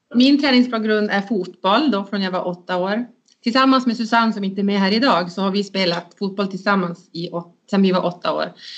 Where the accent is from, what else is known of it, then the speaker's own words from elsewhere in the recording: Luleå, Norrbotten County, Sweden; jag är uppvuxen i, i Luleå, egentligen i en liten by som heter Alvik.